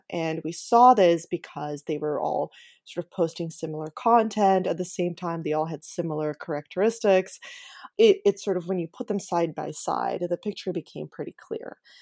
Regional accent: Ukraine; moved away; my home country of Ukraine

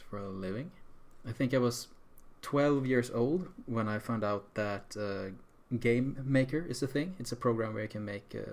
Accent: Sweden; we're from Sweden

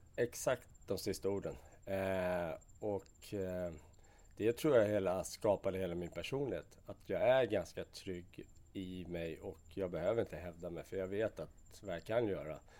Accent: Vallentuna, Stockholm County, Sweden; Jag är uppväxt ute i Vallentuna

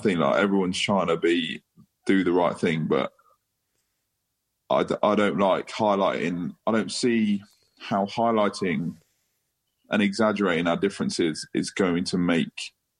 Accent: England, United Kingdom; Because we're English, not because of anything else.

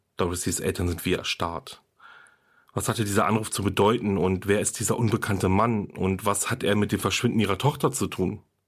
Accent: Germany; Hier bei uns in Deutschland

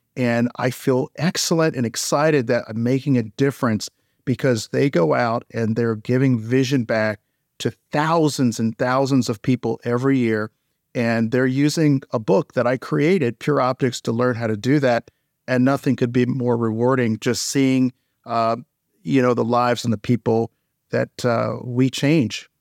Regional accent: St. Petersburg, Florida, United States; when I was a child, I grew up in Saint Petersburg, Florida.

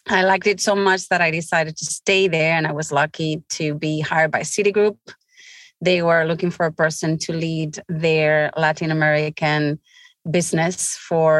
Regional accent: Bilbao, Basque Country, Spain; moved away as an adult; also born or lived in Brittany, France; now in Houston, United States; I'm from Spain, so which is already a very good place. I'm from the Basque region that is very close to France in the border, Bilbao

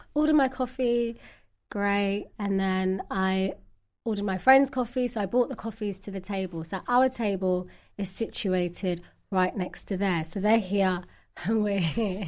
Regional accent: London, United Kingdom; I'm from London, originally Somalian

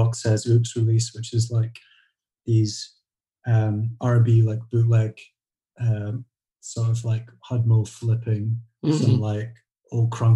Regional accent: Edinburgh, Scotland, United Kingdom; also born or lived in Glasgow; I grew up in Edinburgh, which is the capital, 40 miles away from Glasgow

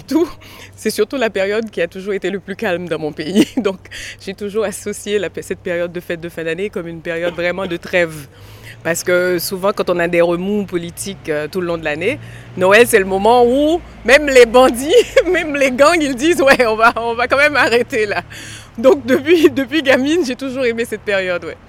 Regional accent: Port-au-Prince, Haiti; J'ai grandi avec des salles de cinéma, oui. À un moment donné, après le tremblement de terre, il n'y en a plus, mais j'ai grandi avec des salles de cinéma

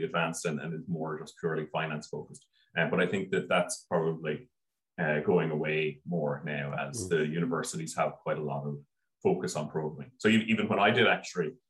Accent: Wexford, Leinster, Ireland; I grew up in Wexford

